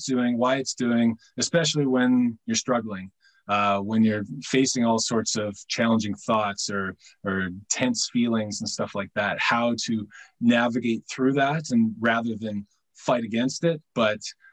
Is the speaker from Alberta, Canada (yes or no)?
no; North Vancouver, British Columbia, Canada; I'm from North Vancouver, British Columbia, Canada. So I've grown up playing fast pitch softball